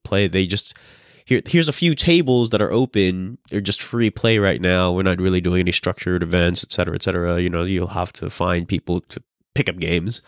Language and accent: English; California, United States; moved away; I'm from California